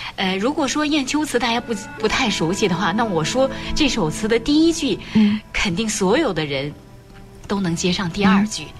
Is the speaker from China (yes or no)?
yes; Shanxi, China; 在我们山西太原嗯。袁浩问也是我们山西人